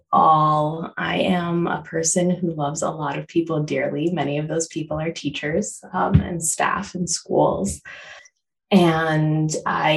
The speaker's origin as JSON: {"language": "English", "town": "Chicago", "region": "Illinois", "country": "United States", "tie": "born or raised there", "also_born_or_lived": "California", "moved": "yes", "lives_now": "Detroit, United States", "said": "I was born in Chicago. I lived there. My parents met there. I was born there."}